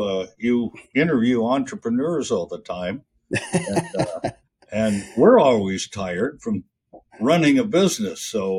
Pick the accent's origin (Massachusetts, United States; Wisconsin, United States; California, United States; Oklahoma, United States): California, United States; also born or lived in Kansas; Well, I came from Kansas originally, but I spent a good part of my youth in California, in the Bay Area of California. So I'm kind of mid-bi-coastal, let's put it that way.